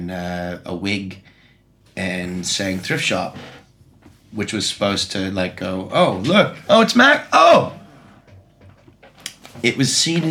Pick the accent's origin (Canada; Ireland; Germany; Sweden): Canada; Vancouver, British Columbia; Well, I mean, I'm from Vancouver, so he's from Seattle.